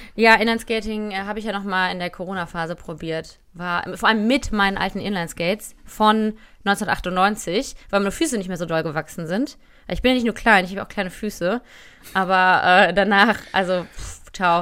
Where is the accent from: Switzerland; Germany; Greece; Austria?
Germany; Cologne, North Rhine-Westphalia; ich bin Rheinländerin, ich bin Kölnerin